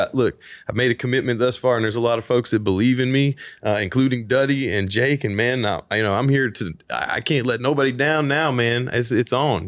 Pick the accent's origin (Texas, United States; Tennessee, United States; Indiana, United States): Tennessee, United States; Nashville; I'm original artist from Nashville, Tennessee